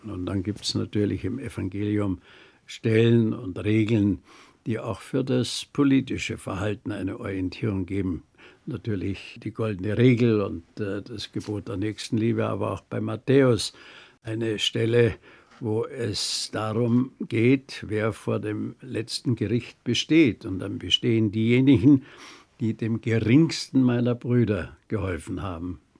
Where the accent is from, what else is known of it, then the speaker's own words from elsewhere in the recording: Bavaria, Germany; als Bayer sage ich vom